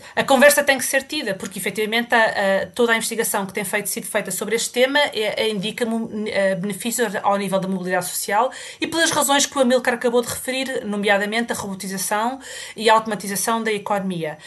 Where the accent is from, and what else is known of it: Portugal; moved away as an adult; now in United Kingdom